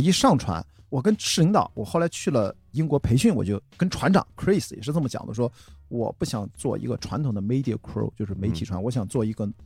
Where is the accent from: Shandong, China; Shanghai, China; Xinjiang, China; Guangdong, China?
Shandong, China; Qingdao; moved away; 我是在青岛长大啊，就是青岛第一条马路那儿出生的中山路，在青岛土著了